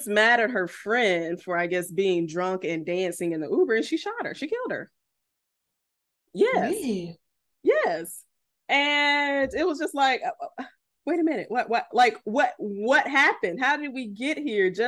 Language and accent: English; Florida, United States; People want to call me men, call me mean, but bitch, I'm from South Florida.